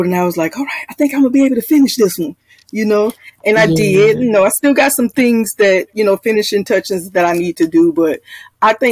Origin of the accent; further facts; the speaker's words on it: Jacksonville, Florida, United States; I'm from Jacksonville, Florida